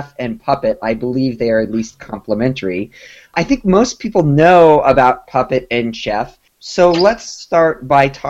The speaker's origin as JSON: {"language": "English", "region": "Colorado", "country": "United States", "tie": "born or raised there", "moved": "yes", "said": "I grew up in Colorado"}